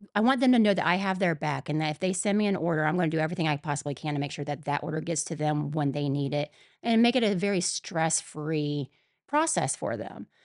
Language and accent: English; Mansfield, Ohio, United States; I was born and raised in Mansfield